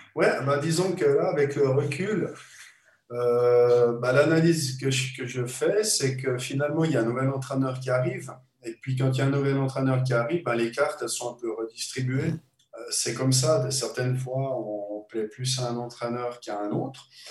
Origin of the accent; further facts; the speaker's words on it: Switzerland; moved away as an adult; also born or lived in Liverpool; quand j'étais gamin en Suisse